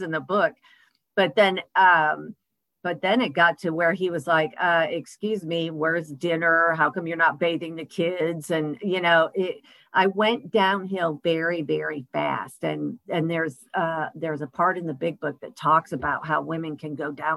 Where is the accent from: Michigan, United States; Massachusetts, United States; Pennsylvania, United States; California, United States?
Michigan, United States; moved away as an adult; also born or lived in Texas; I grew up in Michigan. I moved to Texas when I was 18